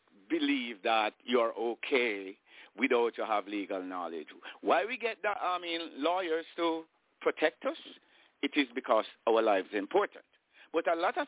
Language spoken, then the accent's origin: English; Saint Catherine, Jamaica; I'm born in Jamaica